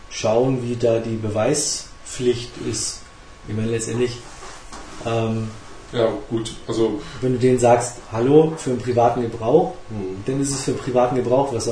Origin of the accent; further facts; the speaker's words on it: Hamburg, Germany; Ähm, ich als Hamburger ähm, verstehe Plattdeutsch und ähm, habe mich mit Luxemburgisch halt eigentlich auch ziemlich schnell anfreunden können.